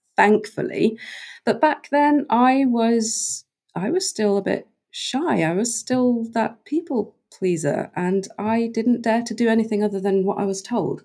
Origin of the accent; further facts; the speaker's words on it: Norway; moved away as an adult; also born or lived in United Kingdom; I grew up in Norway on an island off the west mm. coast